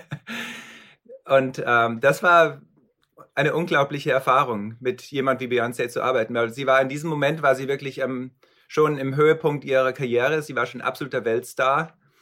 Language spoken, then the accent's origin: German; Munich hinterland, Bavaria, Germany; accent: bayerischen Akzent; moved away as an adult; now in Los Angeles, United States; eigentlich bin ich aus München und äh, bin im Hinterland von München aufgewachsen